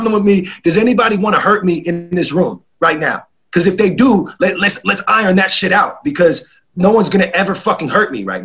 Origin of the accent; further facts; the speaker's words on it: New York, United States; I'm from New York